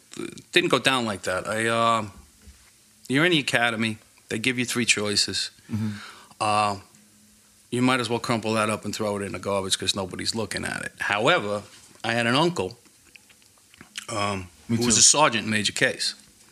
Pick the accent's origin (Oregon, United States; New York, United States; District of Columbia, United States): New York, United States; Queens; Ridgewood in Queens.